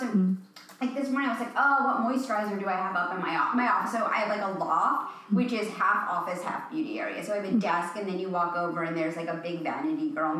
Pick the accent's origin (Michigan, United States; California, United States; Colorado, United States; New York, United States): New York, United States; New York City; I'm from New York City, okay? The bathroom I grew up in was half the size of this table.